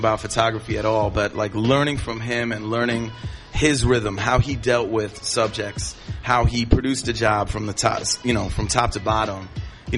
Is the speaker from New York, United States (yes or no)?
no; Cleveland, Ohio, United States; now in Manhattan, United States; I grew up in Cleveland, born and raised in Cleveland